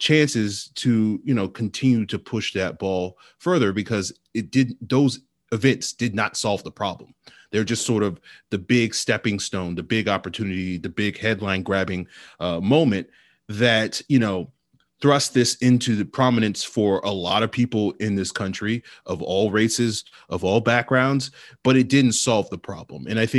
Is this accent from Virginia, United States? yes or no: yes; Virginia, United States; I know growing up in Virginia, like when it came to Black History Month